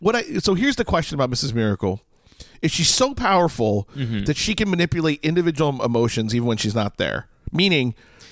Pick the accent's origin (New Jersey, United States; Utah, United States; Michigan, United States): New Jersey, United States; I grew up in North Jersey, so I'm practically Catholic.